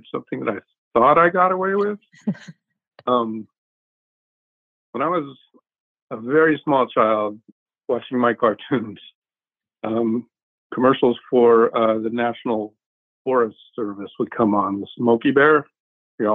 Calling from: Arizona, United States; I'm from home in Arizona.

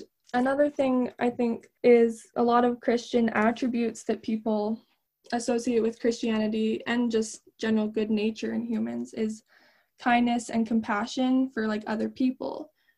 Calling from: Alberta, Canada; I'm 18 and I'm calling in from Alberta, Canada.

